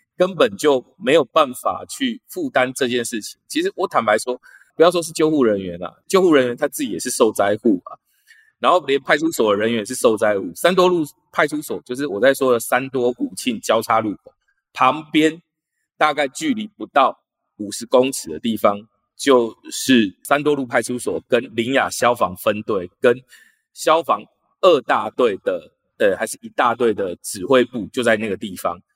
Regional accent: Kaohsiung, Taiwan; 三多路，那个是我以前小时候 长大的地方。所以我对那个地方非常非常的熟悉，在三多五庆路口

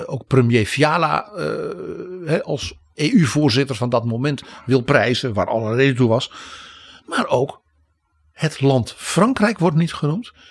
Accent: Netherlands

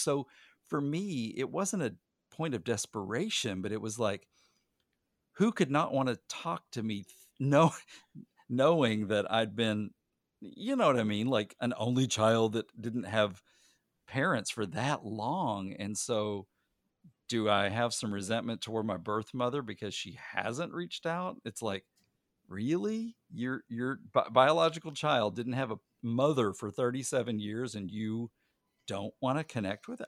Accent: Arkansas, United States; I was born in Arkansas

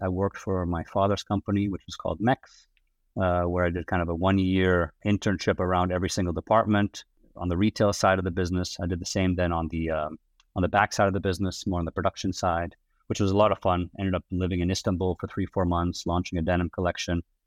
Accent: outside of Amsterdam, North Holland, Netherlands; accent: American; moved away as an adult; also born or lived in United States / New York; I was, uh, born and raised in, uh, the Netherlands, outside of Amsterdam.

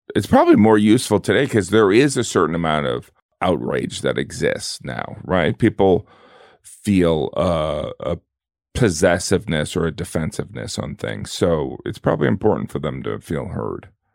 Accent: the Rust Belt, a small town in the Midwest, United States; moved away

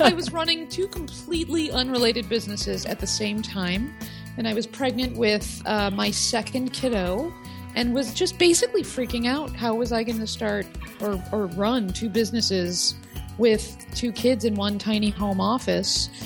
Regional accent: Oak Park, Illinois, United States; my hometown of Oak Park, Illinois

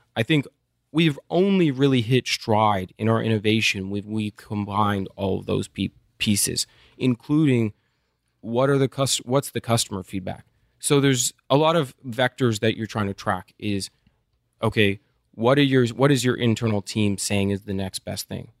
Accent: Midland, Texas, United States; also born or lived in Austin, Texas; I grew up in Midland.

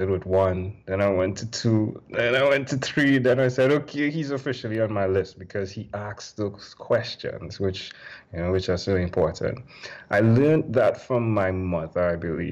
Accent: Trinidad & Tobago; I'm from Trinidad and Tobago

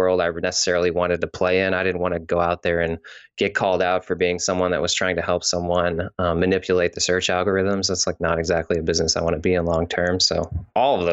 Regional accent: Missouri, United States; moved away; also born or lived in California; I'm from Missouri originally, then I moved to California

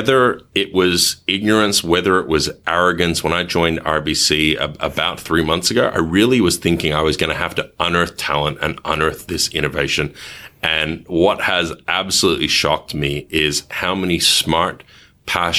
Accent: Melbourne, Victoria, Australia; accent: thick Australian; moved away as an adult; also born or lived in Kuala Lumpur, Malaysia / Africa / Asia / Europe; I have a relatively thick Australian accent, and I am Australian, but only by naturalization.

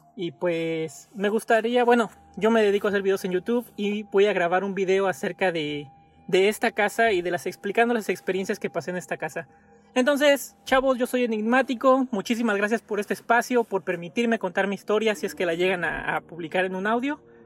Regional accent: Mexico; moved away; regresar a mi casa a México

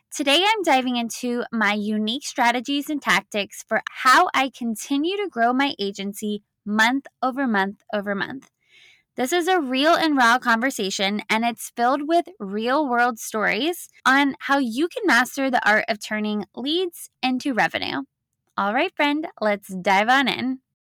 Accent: the South, United States; accent: southern; other people who live in the South, my southern accent starts to slip out

